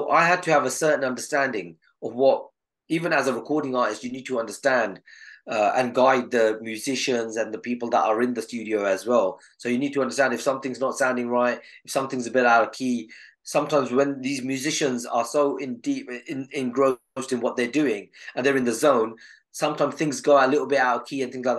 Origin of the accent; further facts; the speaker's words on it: Southall, London, United Kingdom; I was from Southall at that time.